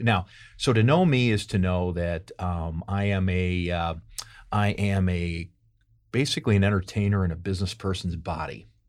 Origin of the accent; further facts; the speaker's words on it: St. Louis, Missouri, United States; moved away as an adult; also born or lived in New York; now in St. Louis, United States; I'm from Saint Louis originally.